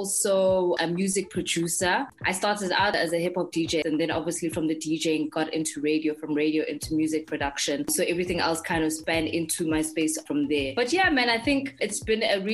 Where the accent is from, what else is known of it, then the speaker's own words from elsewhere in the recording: Johannesburg, Gauteng, South Africa; I grew up in Johannesburg.